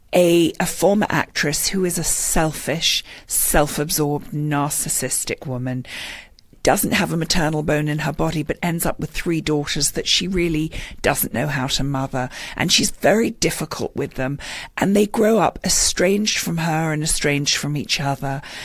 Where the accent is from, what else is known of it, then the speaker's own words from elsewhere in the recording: London, United Kingdom; moved away as an adult; now in Westport, United States; I was born in London, um, and I've been here for 16 years.